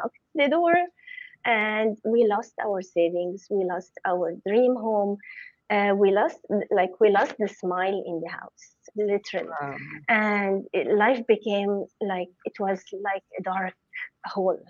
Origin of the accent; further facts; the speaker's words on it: Cairo, Cairo Governorate, Egypt; moved away as an adult; also born or lived in Nigeria; I was born and raised in Cairo, Egypt